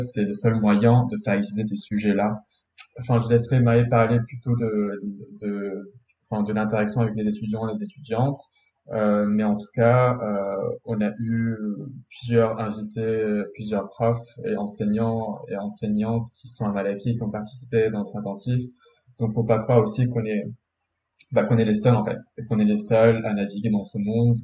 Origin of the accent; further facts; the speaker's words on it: Beirut, Beirut Governorate, Lebanon; now in Paris, France; je suis natif de Beyrouth